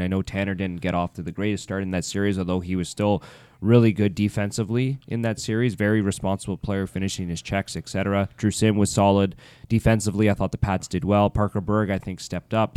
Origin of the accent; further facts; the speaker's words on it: Ottawa, Ontario, Canada; moved away; being an Ottawa guy